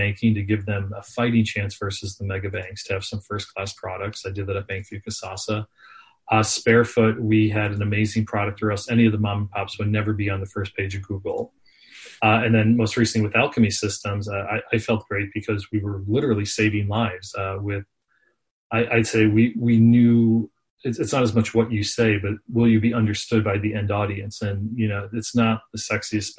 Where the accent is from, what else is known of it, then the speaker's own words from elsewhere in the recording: Scranton, Pennsylvania, United States; moved away as an adult; also born or lived in Philadelphia; I grew up in the Northeast, as I said, actually in Scranton, PA.